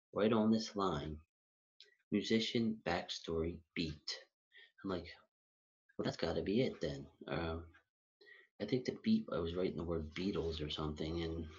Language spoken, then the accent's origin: English; Philadelphia, Pennsylvania, United States; also born or lived in Huntingdon Valley, Pennsylvania; now in Rydal, United States; I was born and raised in Philadelphia, and right now I live in Rydal, PA, with my sister